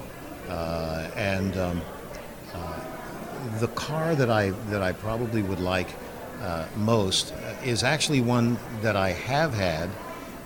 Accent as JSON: {"language": "English", "region": "Texas", "country": "United States", "tie": "born or raised there", "said": "I was raised basically in Texas"}